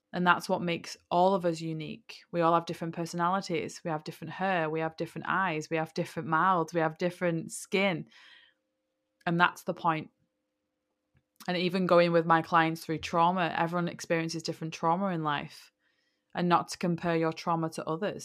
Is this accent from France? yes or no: no; England, United Kingdom; I'm from England